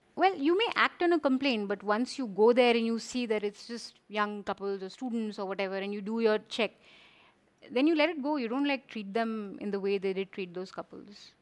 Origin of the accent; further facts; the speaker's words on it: Kumaon, Uttarakhand, India; I'm from Kumao and from the hills